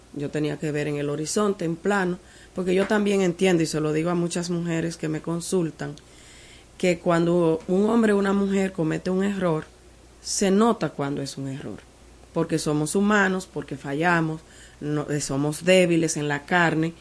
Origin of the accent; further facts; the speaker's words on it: Partido, Dajabón, Dominican Republic; also born or lived in Santiago de los Caballeros; nosotros somos de partido de Jabón